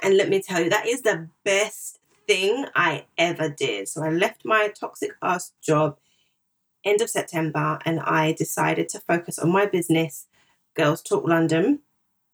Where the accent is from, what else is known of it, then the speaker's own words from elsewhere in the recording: Zimbabwe; also born or lived in Ghana / South Africa; now in United Kingdom; I'm originally from Zimbabwe